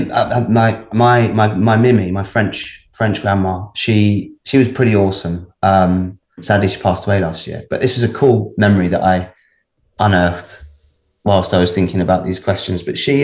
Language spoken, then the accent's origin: English; Baldock, East of England, United Kingdom; also born or lived in Hitchin; I grew up in a little town called Baldock, which is just about 30 miles north of London. So it's in Hertfordshire.